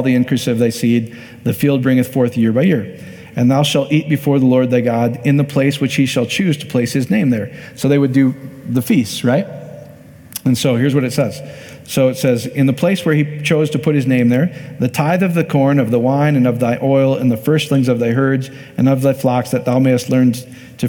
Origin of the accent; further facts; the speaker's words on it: Iowa, United States; my home state in Iowa